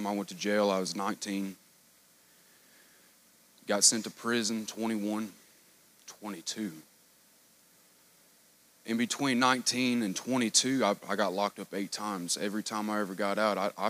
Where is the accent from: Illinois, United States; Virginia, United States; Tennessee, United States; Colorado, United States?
Tennessee, United States; moved away as an adult; now in Kentucky, United States; from Tennessee